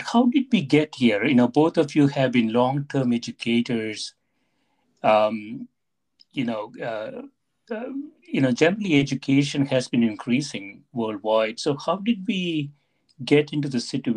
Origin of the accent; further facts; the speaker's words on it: South India, India; moved away as an adult; now in United States; as I was growing up in South India